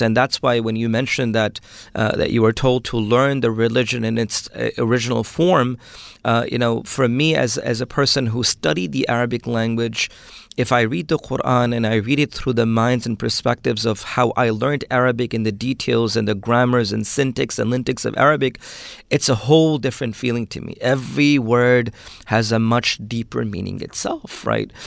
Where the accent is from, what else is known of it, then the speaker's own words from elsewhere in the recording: New York City, New York, United States; first language Urdu; English is a second language; also born or lived in Pakistan; I'm raised, uh, in Brooklyn, New York